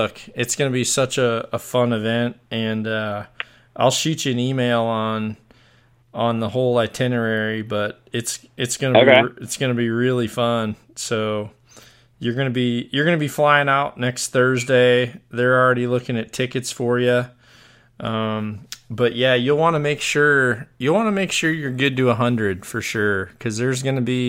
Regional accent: Fort Bragg, North Carolina, United States; I was born on Fort Bragg

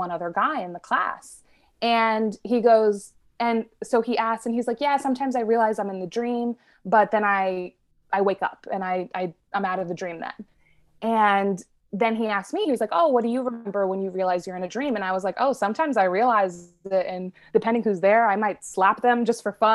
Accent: New York City, New York, United States; my family, for the most part, we grew up in the New York City area

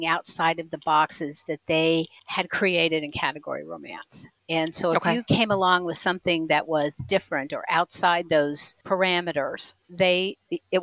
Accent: Indianapolis, Indiana, United States; My hometown I live in Indianapolis

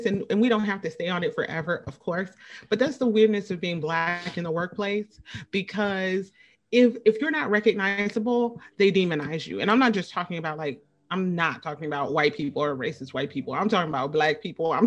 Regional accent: Midwest, United States; from where we're from in the Midwest

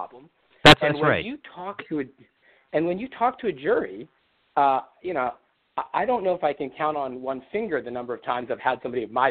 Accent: Baltimore, Maryland, United States; I was a boy from Baltimore

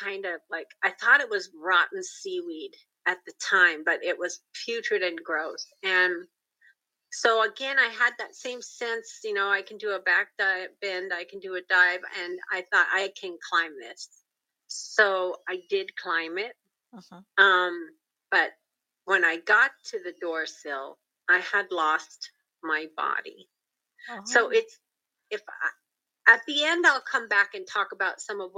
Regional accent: Pacific Northwest, United States; I'm from the Pacific Northwest

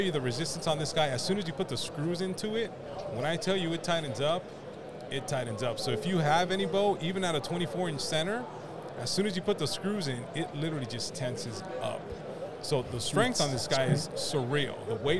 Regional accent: West Coast, United States; So we're originally from the West Coast, and we didn't learn about this till 3 years ago when we moved to the East Coast.

